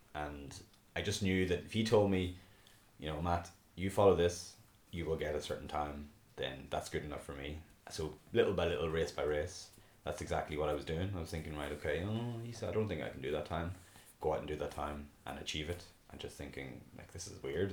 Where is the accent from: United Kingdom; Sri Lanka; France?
United Kingdom; Belfast, Northern Ireland; now in Dublin, Ireland; I was originally from Belfast, moved to Dublin